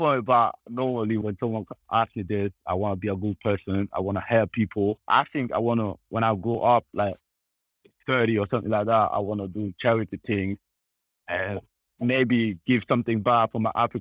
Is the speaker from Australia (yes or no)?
no; Spain; also born or lived in Congo / Munich; now in Austria; I grew up in Spain